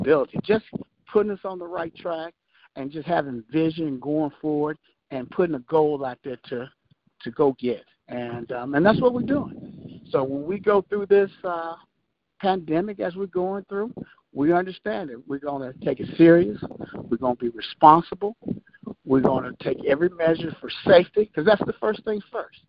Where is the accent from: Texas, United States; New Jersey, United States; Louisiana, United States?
Texas, United States; Prairie View; my hometown where I grew up